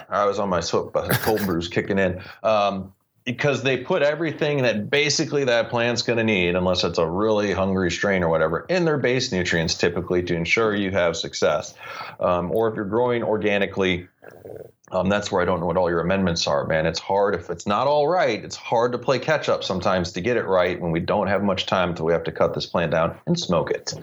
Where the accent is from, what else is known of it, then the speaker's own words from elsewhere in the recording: St. Louis, Missouri, United States; growing up in the Midwest of St. Louis, being a start baseball fan with the Cardinals